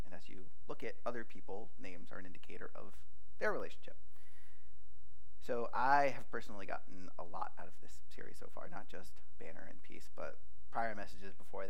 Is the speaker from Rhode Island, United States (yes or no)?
yes; Rhode Island, United States; moved away as an adult; now in Connecticut, United States; I am not natively from Connecticut. I am from Rhode Island, from a small suburb northeast of Providence. That is where most of my family is. That is where the church I grew up in is.